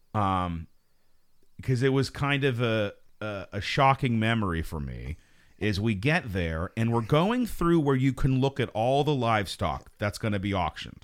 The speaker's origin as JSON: {"language": "English", "area": "Fayette County", "region": "Pennsylvania", "country": "United States", "said": "I'm from Fayette County"}